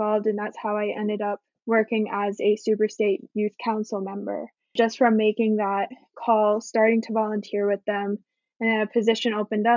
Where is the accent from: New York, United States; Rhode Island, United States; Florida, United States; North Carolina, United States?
Florida, United States; Broward County; I was born in Florida, in Broward County, which is very much a Democratic stronghold